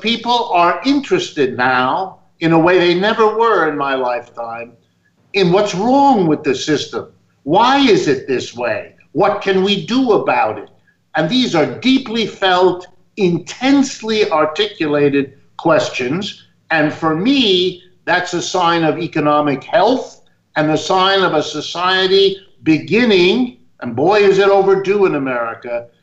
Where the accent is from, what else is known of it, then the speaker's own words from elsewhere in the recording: Youngstown, Ohio, United States; I was born in the middle of the United States, my hometown where I was born, Youngstown, Ohio